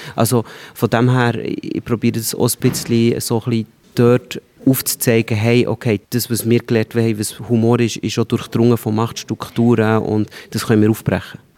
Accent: Switzerland; aufwachsen in der Schweiz, ich bin auf dem Land aufgewachsen

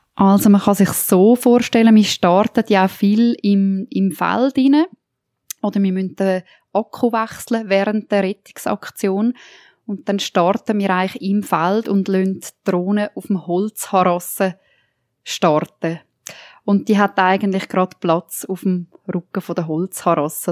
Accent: Toggenburg, St. Gallen, Switzerland; bei uns in Toggenburg

